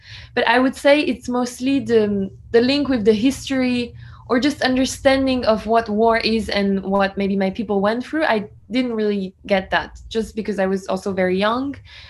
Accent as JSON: {"language": "English", "country": "France", "tie": "born or raised there", "second_language": "English", "said": "Yes, so I was born and raised in France, but I have an Armenian last name and I'm Armenian. I'm 23 years old"}